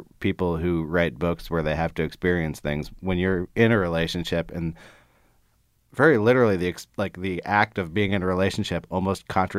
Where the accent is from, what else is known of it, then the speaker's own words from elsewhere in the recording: California, United States; I grew up in the Bay Area, so I'm very familiar with the milieu you're talking about.